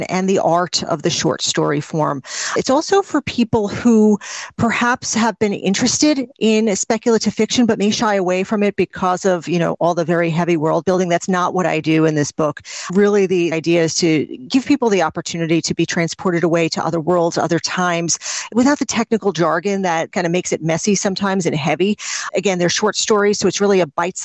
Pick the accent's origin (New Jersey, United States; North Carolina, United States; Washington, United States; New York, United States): New Jersey, United States; I am a writer from New Jersey